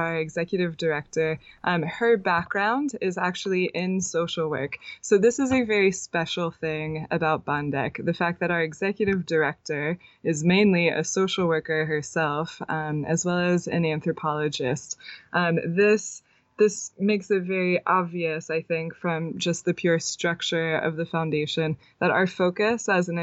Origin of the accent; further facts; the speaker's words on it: United States; moved away as an adult; also born or lived in France / Boulder, Colorado; now in Chiang Mai, Thailand; I'm from the States originally